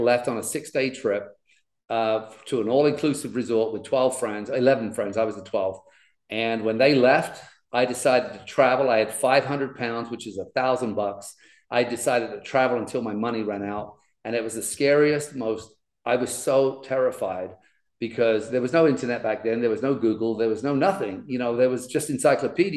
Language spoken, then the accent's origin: English; London, United Kingdom; I grew up in the East End of London, which is a really tough part of England